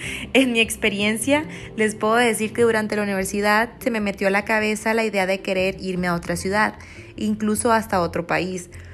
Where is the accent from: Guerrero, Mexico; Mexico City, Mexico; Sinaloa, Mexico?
Sinaloa, Mexico; Culiacán; Yo soy de Culiacán